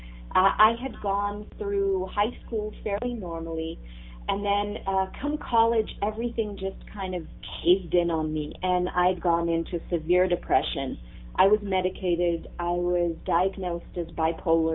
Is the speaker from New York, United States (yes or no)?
no; Texas, United States; also born or lived in Ramat Gan, Israel / Boston area / Houston; I was actually born in Israel. I was born in Ramat Gan, and I lived there. It's the land of diamonds and chocolate, so I was in good company. And then from there, we moved to Texas, and I lived there for most of my childhood growing up